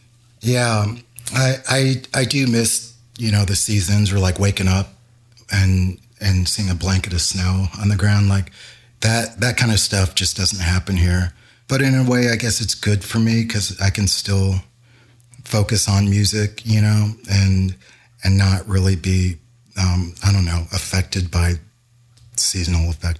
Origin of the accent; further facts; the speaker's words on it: New Jersey, United States; I came from New Jersey, and actually rode my motorcycle from New Jersey to here